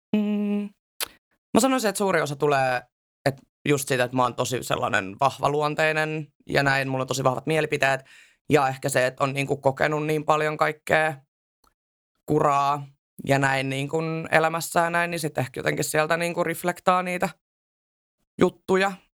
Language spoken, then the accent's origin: Finnish; Southern Finland, Finland; Mä en edes asu missään Lapissa. Mä oon ihan siis Etelä-Suomesta